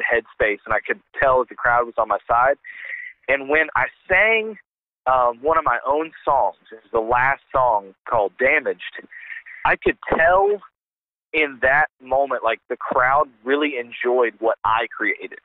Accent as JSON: {"language": "English", "region": "Virginia", "country": "United States", "moved": "as an adult", "lives_now": "Kentucky, United States", "said": "I'm originally from Virginia"}